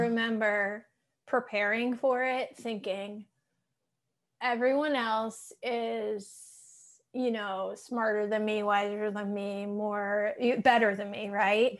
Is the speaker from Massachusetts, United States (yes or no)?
yes; Massachusetts, United States; I'm from Massachusetts